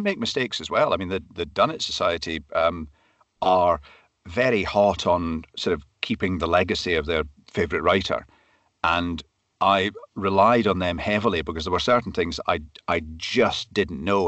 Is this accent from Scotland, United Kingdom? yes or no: yes; Glasgow, Scotland, United Kingdom; also born or lived in Perthshire / Speyside; I was born in Glasgow, grew up in the suburbs of Glasgow